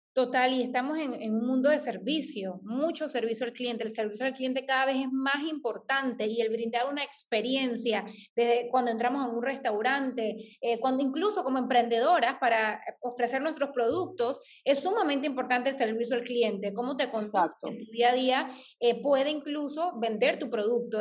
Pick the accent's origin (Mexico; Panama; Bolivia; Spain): Panama; Chitré, Herrera; moved away; Yo soy del interior del país, yo crecí en Chitré, viví 10 años en Chitré